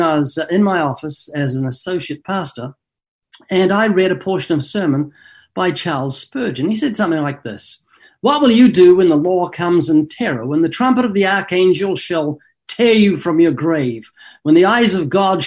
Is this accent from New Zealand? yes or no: yes; New Zealand; moved away as an adult; now in Southern California, United States; I was born twice in New Zealand. Got a slight accent, been living in Southern California for 32 years